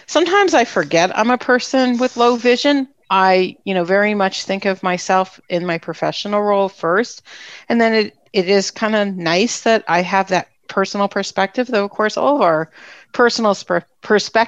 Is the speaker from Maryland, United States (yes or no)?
no; New Jersey, United States; also born or lived in St. Augustine, Florida; now in Arizona, United States; I grew up in New Jersey.